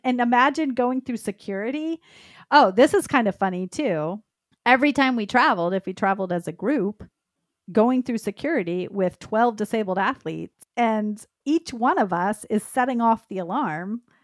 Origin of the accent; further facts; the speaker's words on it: Dallas, Texas, United States; I grew up in the Dallas, Texas area